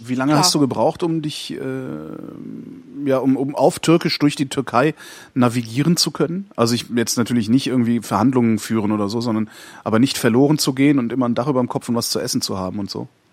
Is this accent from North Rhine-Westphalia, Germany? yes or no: yes; Cologne, North Rhine-Westphalia, Germany; moved away as an adult; ich komme aus Köln